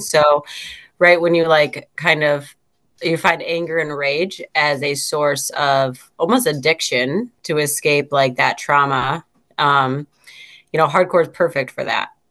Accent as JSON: {"language": "English", "town": "Syracuse", "region": "New York", "country": "United States", "also_born_or_lived": "Fulton, New York", "said": "I'm from Syracuse, New York"}